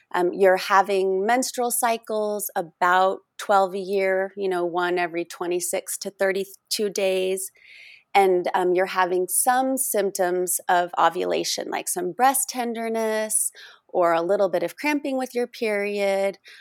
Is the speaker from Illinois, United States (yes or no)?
no; Oregon, United States; moved away; also born or lived in Texas; Oregon, my home state